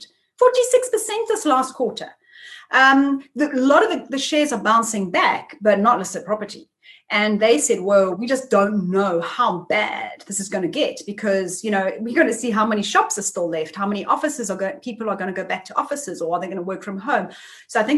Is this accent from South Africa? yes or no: yes; South Africa; as a South African